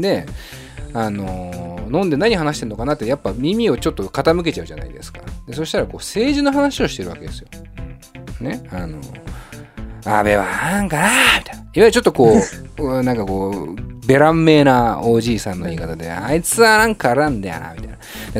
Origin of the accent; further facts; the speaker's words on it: Setagaya, Tokyo, Japan; 本当35年ぶりに僕、世田谷区出身なんですけど、世田谷を出まして